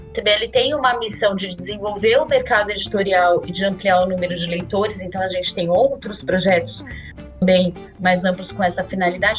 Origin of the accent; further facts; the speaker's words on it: interior of São Paulo state, Brazil; moved away as an adult; now in São Paulo, Brazil; eu sou do interior de São Paulo e eu tinha acabado de me mudar para São Paulo recém-formada